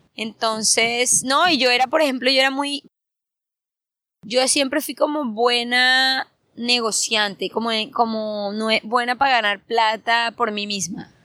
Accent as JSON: {"language": "Spanish", "town": "Santa Marta", "region": "Magdalena", "country": "Colombia", "also_born_or_lived": "Bogotá / Argentina / New York", "moved": "yes", "said": "Yo soy de Santa Marta, pero yo vivía en diferentes partes. Yo vivía en Bogotá, en Argentina, en Nueva York."}